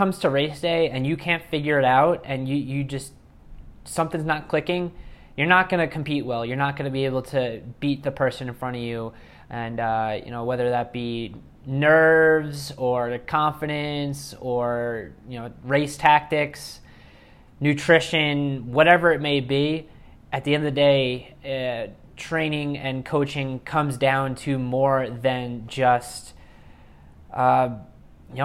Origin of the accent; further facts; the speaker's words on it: New York, United States; I'm originally from New York